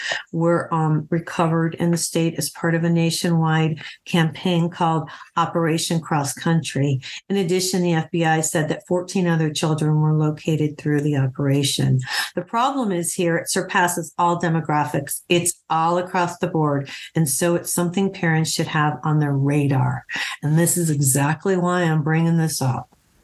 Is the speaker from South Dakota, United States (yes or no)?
no; Ohio, United States; I was born in Ohio. This is, grew up in Ohio on a farm.